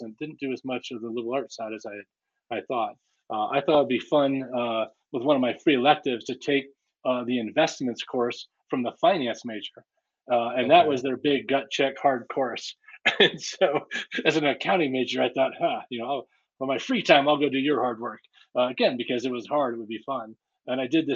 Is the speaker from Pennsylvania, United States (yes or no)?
yes; Pennsylvania, United States; also born or lived in Iowa; I was born in Iowa, raised in Pennsylvania, okay, in a small town